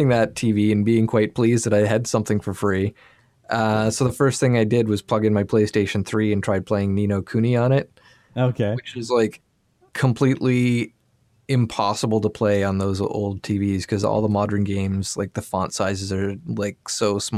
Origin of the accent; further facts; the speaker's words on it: Nova Scotia, Canada; also born or lived in Toronto / Sydney / Vancouver / San Francisco; I mean, we we're both from Nova Scotia, and we've both moved a little bit.